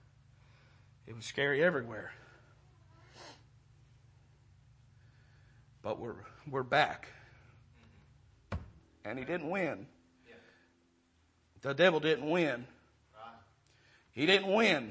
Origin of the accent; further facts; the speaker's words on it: Maryland, United States; moved away; I'm from Maryland.